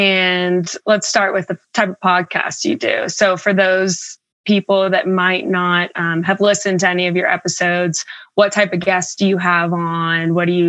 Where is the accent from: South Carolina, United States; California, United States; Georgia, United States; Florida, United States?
Georgia, United States; Atlanta; moved away as an adult; now in Denver, United States; And I live in Denver currently, recently moved from Atlanta, but born and raised in Atlanta.